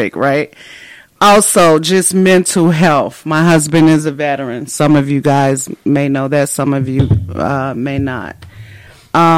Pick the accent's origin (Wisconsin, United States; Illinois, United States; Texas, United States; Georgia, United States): Illinois, United States; Chicago; moved away as an adult; also born or lived in Japan / Germany; now in California, United States; We're from Chicago. We're both from Chicago, born and raised